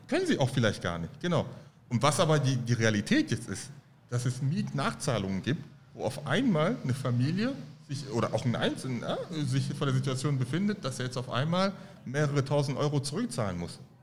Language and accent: German; Halle, Saxony-Anhalt, Germany; also born or lived in Cameroon / Paris, France; now in Frankfurt, Germany; ich bin in Halle Saale aufgewachsen